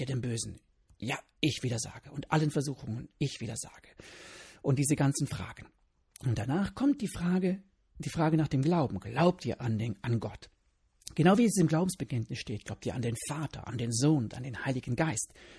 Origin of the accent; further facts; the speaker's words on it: Germany; hier bei uns in Deutschland